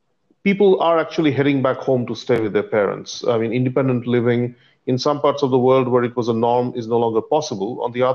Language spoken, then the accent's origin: English; Singapore; being of Indian origin but a Singaporean